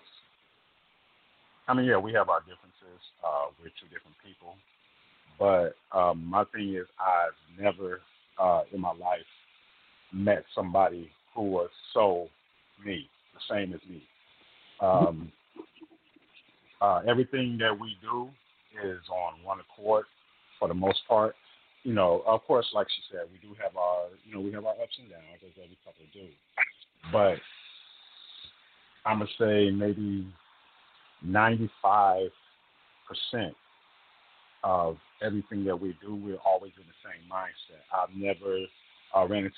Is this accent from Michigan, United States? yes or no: yes; Detroit, Michigan, United States; also born or lived in Oakland, California; now in Houston, United States; Being born and raised in Detroit, and then later moving to Oakland, California, where I was for the last 20 years before I moved here to Houston